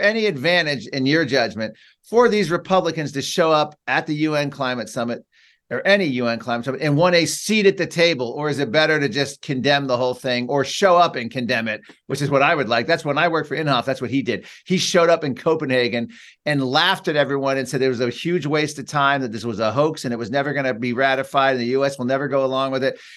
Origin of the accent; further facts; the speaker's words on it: United States; as a American Catholic